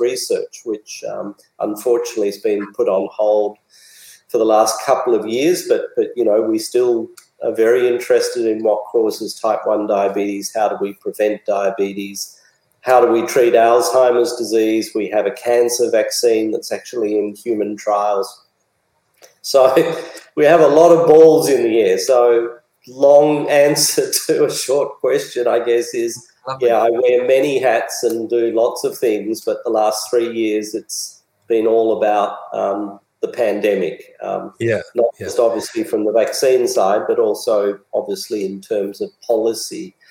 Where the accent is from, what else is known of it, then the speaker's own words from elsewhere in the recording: Australia; I'm a very proud Australian